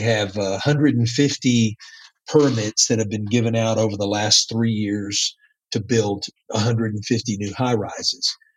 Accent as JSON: {"language": "English", "region": "Texas", "country": "United States", "also_born_or_lived": "Spain", "accent": "Texas", "first_language": "English", "moved": "yes", "said": "my Texas accent"}